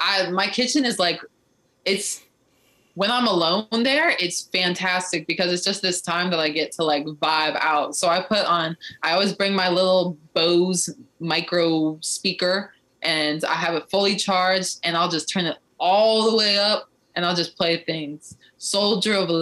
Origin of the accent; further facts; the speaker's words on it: Ohio, United States; moved away; I'm from Ohio